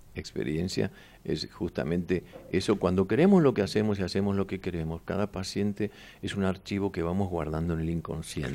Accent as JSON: {"language": "Spanish", "region": "Buenos Aires", "country": "Argentina", "tie": "born or raised there", "said": "donde yo nací en Mataderos"}